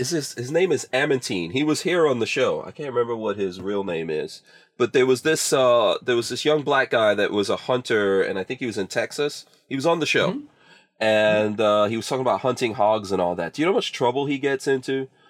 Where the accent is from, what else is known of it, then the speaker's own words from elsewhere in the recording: Guyana; born there; also born or lived in England; So first of all, I was born in Guyana, and that was a British colony.